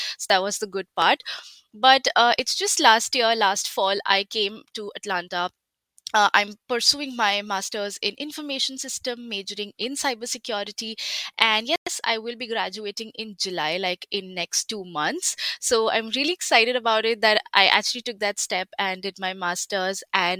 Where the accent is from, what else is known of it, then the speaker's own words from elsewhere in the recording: India; moved away as an adult; So I did my undergrad back in 2017 in my home country, that's India. I did my bachelor's in information technology.